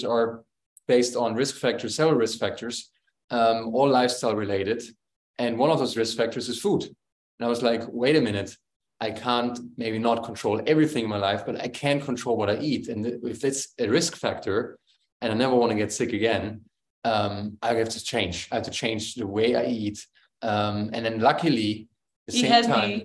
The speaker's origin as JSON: {"language": "English", "country": "Germany", "tie": "born or raised there", "said": "growing up in Germany"}